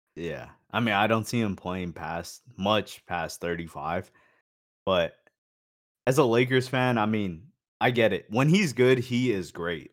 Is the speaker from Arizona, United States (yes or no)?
yes; Phoenix, Arizona, United States; I lived in Phoenix and, like, I grew up in Phoenix